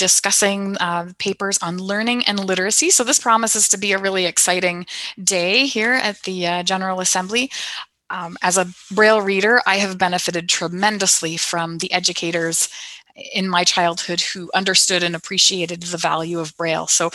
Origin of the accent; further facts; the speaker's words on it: Canada; I am from Canada